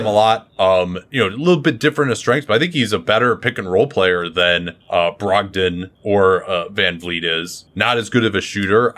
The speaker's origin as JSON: {"language": "English", "country": "United States", "said": "as an American Patriot"}